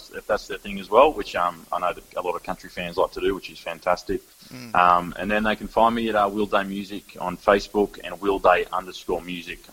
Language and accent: English; Goondiwindi, Queensland, Australia; now in Brisbane, Australia; in Gundawindi again, which is my hometown